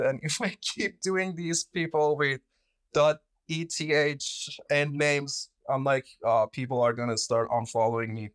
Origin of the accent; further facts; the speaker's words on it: Iran; moved away; I'm originally from Iran